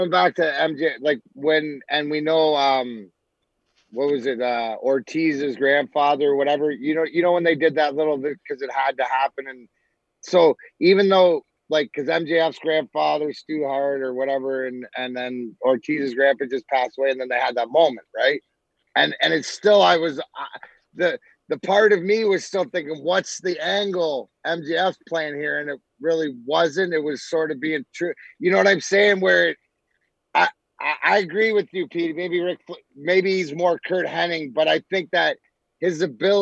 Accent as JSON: {"language": "English", "region": "Scotland", "country": "United Kingdom", "said": "I'm Scottish"}